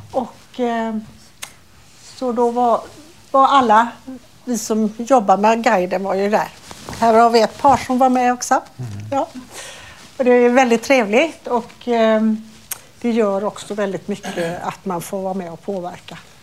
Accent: Falkenberg, Halland County, Sweden; also born or lived in Gothenburg, Sweden; now in Falkenberg, Sweden; jag kommer ursprungligen från Falkenberg

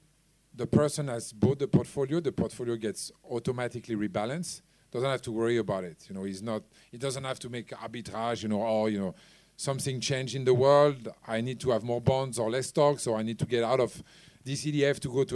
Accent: France; now in Hong Kong; I come from France

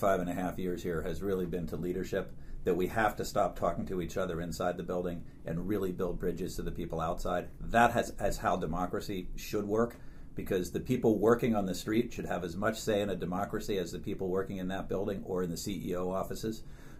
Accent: Philadelphia, Pennsylvania, United States; moved away; I grew up in the city of Philadelphia, so it's going to be a journey home for me.

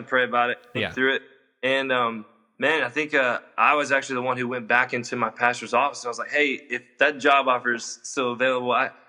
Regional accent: Atlanta, Georgia, United States; moved away as an adult; now in Mobile, United States; I grew up in North Atlanta.

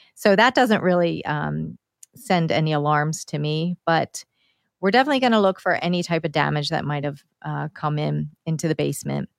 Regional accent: Downingtown, Pennsylvania, United States; my hometown, Downingtown here

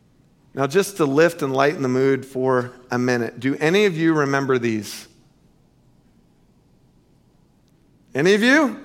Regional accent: Central Florida, United States; Growing up in Central Florida in the 70s and the 80s

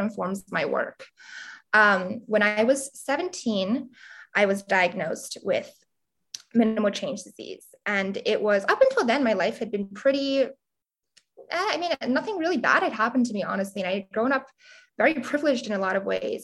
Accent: Montgomery County, Pennsylvania, United States; I grew up, you know, in Montgomery County, very quiet area right outside of Philadelphia, 45 minutes away

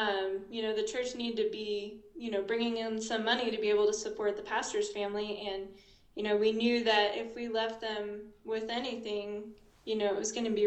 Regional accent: North Platte, Nebraska, United States; moved away as an adult; now in Ambato, Ecuador; I'm from North Platte, Nebraska, home of Cody go-karts

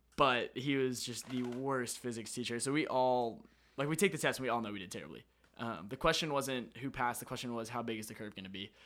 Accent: Florida, United States; I'm from Florida

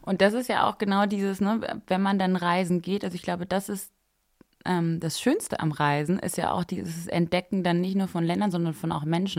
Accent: a small village near Freiburg, Baden-Württemberg, Germany; moved away as an adult; also born or lived in Paris; ich bin groß geworden im Süden von Deutschland, bei Freiburg in einem kleinen Dorf

